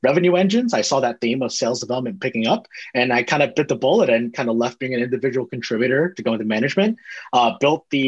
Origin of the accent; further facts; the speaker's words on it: Bay Area, Silicon Valley, California, United States; I grew up in the Bay Area, grew up in the heart of Silicon Valley, grew up down the street from Apple